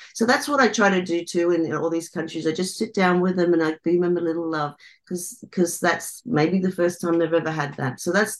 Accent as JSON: {"language": "English", "country": "Australia", "tie": "born or raised there", "said": "I grew up in Australia, in the Australian bush."}